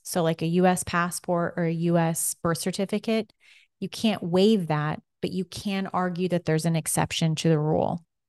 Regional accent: United States

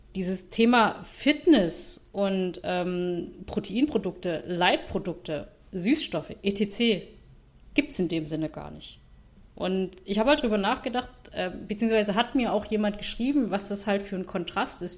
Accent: Vietnam; now in Germany; ich bin ja Vietnamesin, äh, meine Familie wohnt in Vietnam

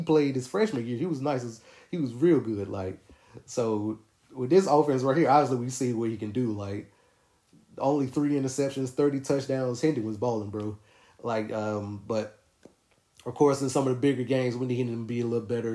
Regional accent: Winston-Salem, North Carolina, United States; I'm from Winston-Salem, North Carolina, which is only like 30 minutes away.

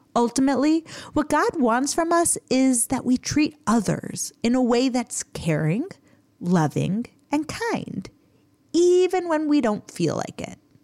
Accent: United States; Growing up in America

